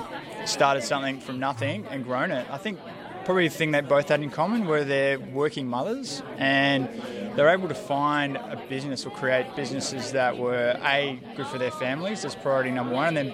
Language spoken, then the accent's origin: English; Adelaide, South Australia, Australia; also born or lived in Sydney; now in Wollongong, Australia; I'm from Adelaide, actually.